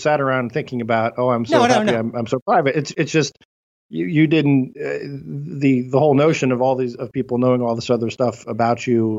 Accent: Cleveland, Ohio, United States; born or raised there

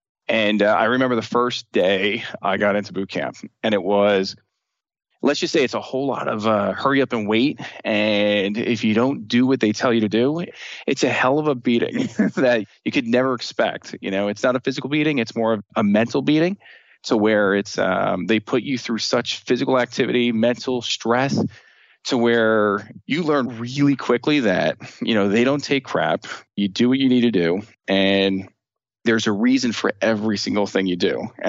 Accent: Union, New Jersey, United States; I grew up in Union, New Jersey, kind of like in the Union County area. So Union, New Jersey, Irvington, you know, the bad spots of New Jersey.

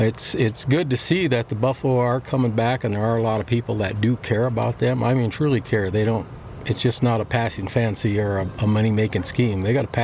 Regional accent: Lower Brule, South Dakota, United States; I was born and raised on Lower Brule Reservation here in South Dakota, up right against the Missouri River. And that's where I grew up, and that's where I learned how to ride. I'm from an agricultural background. My whole family is in ag.

